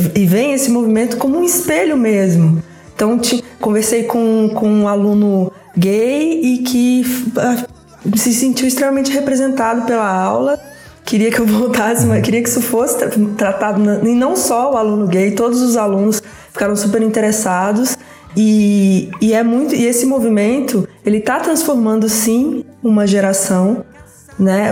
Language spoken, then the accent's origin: Portuguese; Resende Costa, Minas Gerais, Brazil; na cidade onde eu nasci, no interior de Minas Gerais, chama Resende Costa